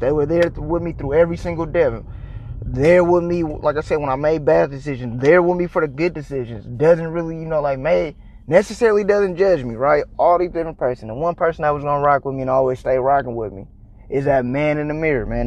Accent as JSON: {"language": "English", "region": "California", "country": "United States", "moved": "yes", "lives_now": "Texas, United States", "said": "I'm a transplant in Texas, but I'm originally from California."}